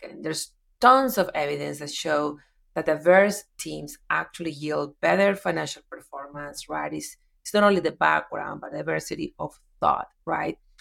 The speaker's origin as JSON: {"language": "English", "town": "Medellín", "region": "Antioquia", "country": "Colombia", "tie": "born or raised there", "second_language": "English", "moved": "as an adult", "lives_now": "United States", "said": "moved to Medellin, my hometown"}